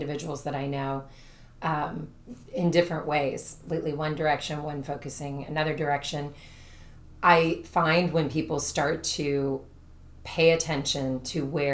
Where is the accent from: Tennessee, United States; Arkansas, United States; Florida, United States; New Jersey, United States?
Florida, United States; Brooksville; born or raised there; also born or lived in Jacksonville, Florida